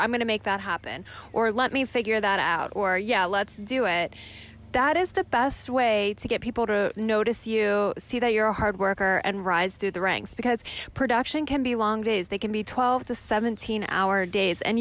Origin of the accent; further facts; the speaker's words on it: Pennsylvania, United States; moved away as an adult; also born or lived in Madrid, Spain; now in New York, United States; at the time I was from Pennsylvania